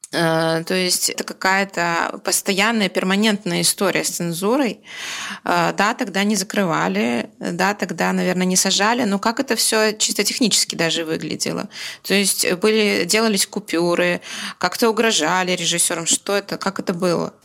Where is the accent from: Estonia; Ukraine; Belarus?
Belarus